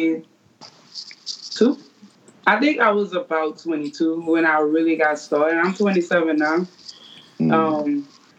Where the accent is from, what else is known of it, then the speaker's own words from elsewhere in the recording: New Orleans, Louisiana, United States; growing up in New Orleans, like, all we hear is music